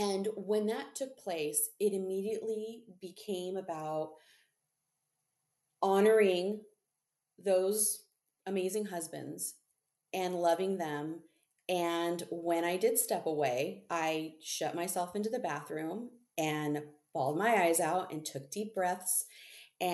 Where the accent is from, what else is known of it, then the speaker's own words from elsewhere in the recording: Southern California, United States; moved away as an adult; also born or lived in Central Coast, California / high desert, California; I was born and raised in Southern California